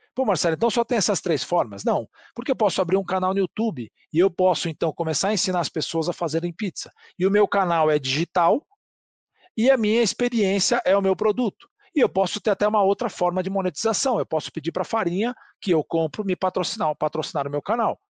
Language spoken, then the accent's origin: Portuguese; Brazil; somos brasileiros e vendedores